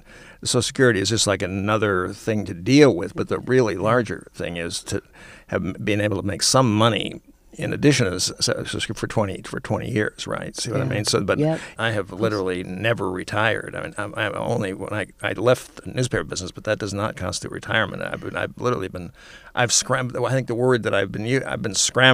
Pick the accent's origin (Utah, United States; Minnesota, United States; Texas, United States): Minnesota, United States; Minneapolis; also born or lived in Montclair, New Jersey; now in Bloomfield, United States; I'm from Minneapolis originally. I was ready to go back to Minneapolis